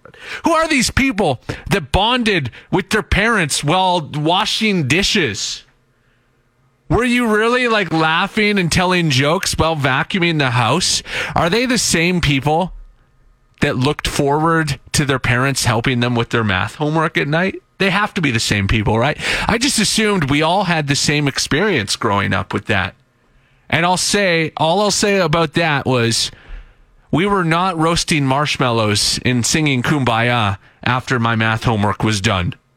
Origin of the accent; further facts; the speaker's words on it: Saskatchewan, Canada; moved away as an adult; now in Edmonton, Canada; I'm from Saskatchewan originally